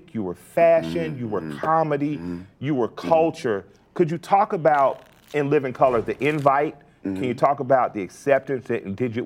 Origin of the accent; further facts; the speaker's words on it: Atlanta, Georgia, United States; I'm from Atlanta. I didn't even have 3 white teachers my whole life